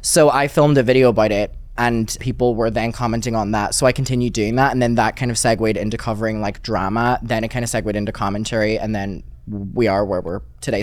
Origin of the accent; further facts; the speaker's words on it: Derry, Northern Ireland, United Kingdom; moved away; I grew up in Derry, which is like the smallest city ever and it's like really up north